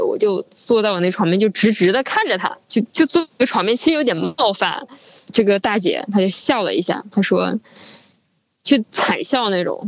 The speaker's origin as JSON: {"language": "Chinese", "town": "Wuhan", "region": "Hubei", "country": "China", "also_born_or_lived": "Beijing", "moved": "yes", "said": "今年二十六岁。嗯，我是之前一直在北京这边工作，然后是一月十九号从北京这边坐高铁回武汉"}